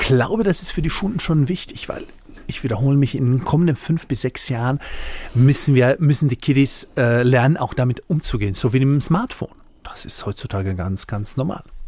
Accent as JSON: {"language": "German", "town": "Split", "region": "Split-Dalmatia County", "country": "Croatia", "tie": "born or raised there", "also_born_or_lived": "Mannheim, Germany", "second_language": "German", "moved": "as an adult", "lives_now": "Deidesheim, Germany", "said": "Ich komme von einem Vorort von Split in ja. Dalmatien. Mein Papa war in Deutschland, Gastarbeiter. Ich bin in Kroatien äh, groß geworden"}